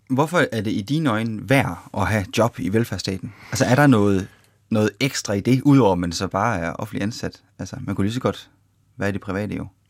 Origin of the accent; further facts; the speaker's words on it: Denmark; vi danskere